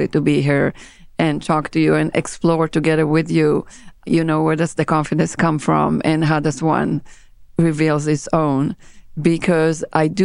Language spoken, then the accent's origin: English; Israel; first language Hebrew; English is a second language; moved away as an adult; now in New York, United States; I was born in Israel, that's correct. I was born in a small town on the beach of the Mediterranean.